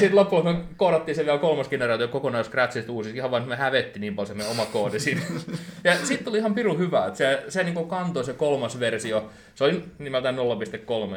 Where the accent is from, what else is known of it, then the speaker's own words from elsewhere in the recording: Turku, Southwest Finland, Finland; seitsemänkymmentäviisi syntynyt Turussa ja täällä on ollut pitkään